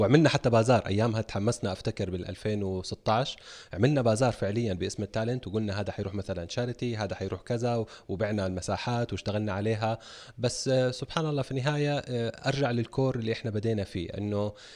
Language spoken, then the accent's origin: Arabic; Jeddah, Makkah Province, Saudi Arabia; مراتي من مواليد جده وعايشين هنا طول عمرنا